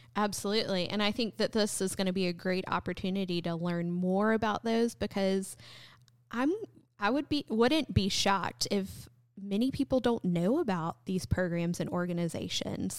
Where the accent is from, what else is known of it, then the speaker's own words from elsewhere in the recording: North Carolina, United States; moved away as an adult; also born or lived in South Texas; now in LaGrange, United States; I grew up in North Carolina, but for the past about, about a decade, I served a church in South Texas